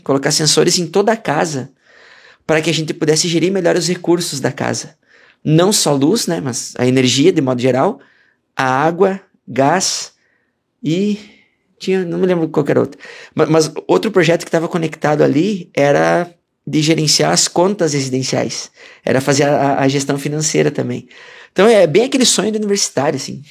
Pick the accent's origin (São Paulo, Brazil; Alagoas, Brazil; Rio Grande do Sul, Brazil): Rio Grande do Sul, Brazil; moved away as an adult; also born or lived in Minas Gerais; eu sou gaúcho de, de nascimento, né? E tradição